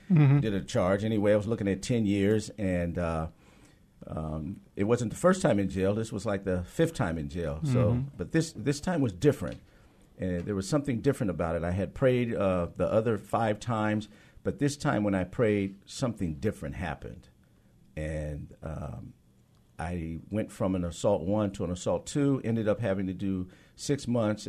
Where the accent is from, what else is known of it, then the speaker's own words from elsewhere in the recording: Seattle, Washington, United States; I was born and raised here in Seattle, Washington